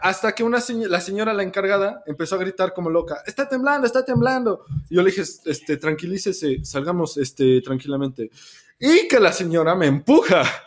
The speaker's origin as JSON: {"language": "Spanish", "country": "Mexico", "said": "como mexicanos"}